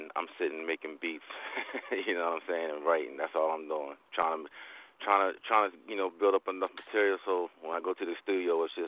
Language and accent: English; Seaford, Delaware, United States; I'm from Delaware. Seaford, Delaware, as a matter of fact.